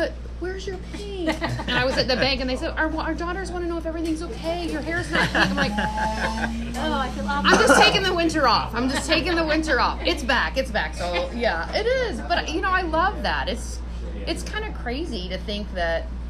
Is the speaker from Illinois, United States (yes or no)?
no; Michigan, United States; moved away as an adult; I'm from Michigan